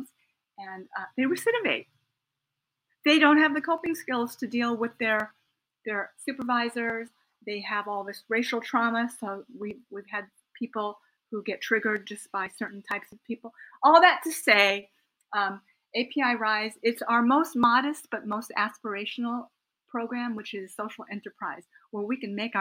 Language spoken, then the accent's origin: English; United States; a middle-class Japanese American who speaks English, even though my parents were incarcerated during World War II